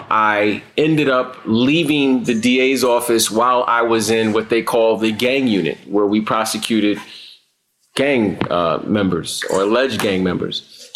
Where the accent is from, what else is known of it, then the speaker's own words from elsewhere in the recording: New York City, New York, United States; I grew up in Brooklyn. I went to school in Brownsville, and most of my academic career as a kid was in Brownsville. Most of my academic career growing up was in Brownsville, Brooklyn.